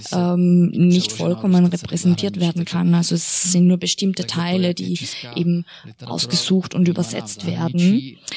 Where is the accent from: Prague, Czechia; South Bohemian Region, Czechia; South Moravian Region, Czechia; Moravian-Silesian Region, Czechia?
South Bohemian Region, Czechia; České Budějovice; ich komme aus Budweis, das ist auch eine Stadt